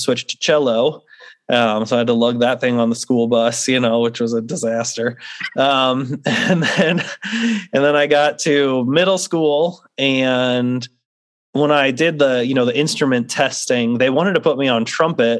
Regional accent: St. Louis, Missouri, United States; now in North Carolina, United States; I grew up in St. Louis, Missouri. That's where I'm from

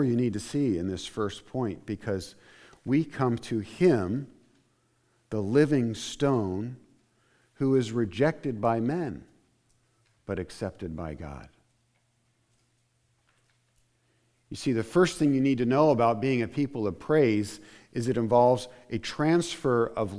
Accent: Indiana, United States; I grew up in Indiana at one point, and there are limestone quarries

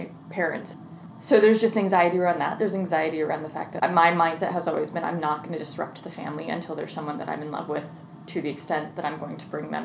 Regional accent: Midwest, United States; I grew up in the Midwest, in the Presbyterian church

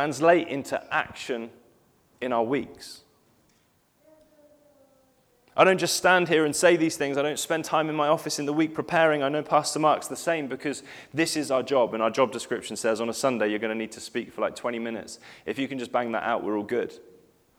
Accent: Cheddar, South West England, United Kingdom; I spent time growing up in Cheddar

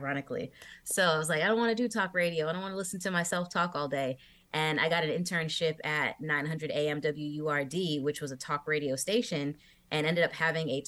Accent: Massachusetts, United States; I grew up listening to Jammin' 94.5 in Massachusetts

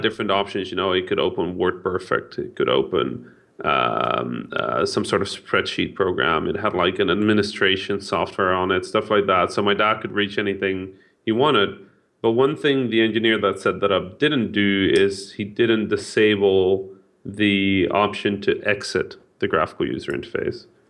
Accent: Netherlands; first language Dutch; English is a second language; I'm half Dutch, half Egyptian. I was born in the Netherlands

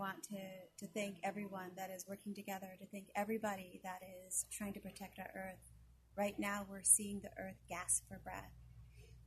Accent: Confederated Salish and Kootenai Tribes, Montana, United States; I come from the Confederate Salish and Kootenai tribes

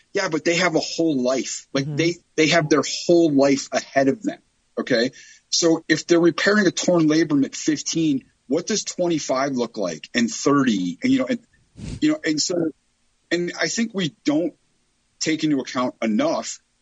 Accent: Chicago, Illinois, United States; I grew up in Chicago. I'm from the south side of Chicago.

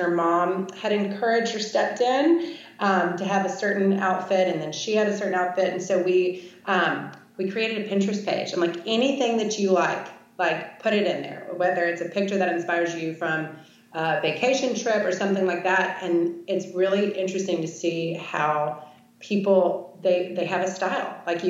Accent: New York, United States; now in Shreveport, United States; here I am coming from New York to Shreveport, Louisiana.

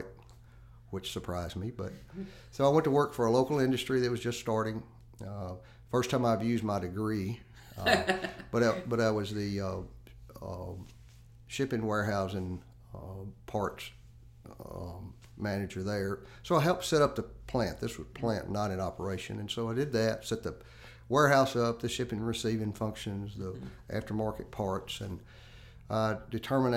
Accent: Henderson County, Tennessee, United States; also born or lived in Memphis, Tennessee; now in Madison County, United States; originally I grew up in Henderson County on a farm

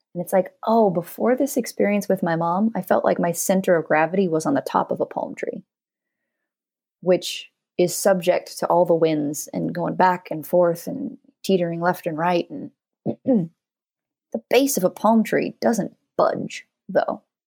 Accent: the Northwest, Pacific Northwest, United States; moved away; also born or lived in Los Angeles, United States; I grew up in the Northwest, and I'd never actually seen a live palm tree before.

